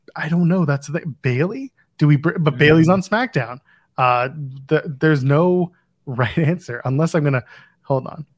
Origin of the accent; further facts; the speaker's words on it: Canada; Canadian. We're not British.